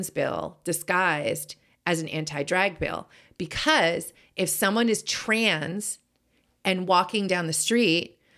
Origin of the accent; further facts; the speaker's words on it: Boston, Massachusetts, United States; so I grew up in Boston and I don't think I ever had an accent, even though both my parents have accents.